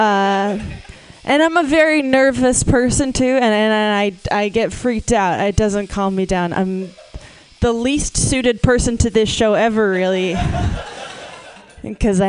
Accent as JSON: {"language": "English", "region": "Massachusetts", "country": "United States", "moved": "yes", "said": "I'm from Massachusetts originally."}